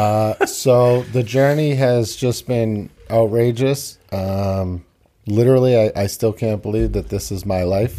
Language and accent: English; Quincy, Massachusetts, United States; also born or lived in Tokyo, Japan; I grew up here in Quincy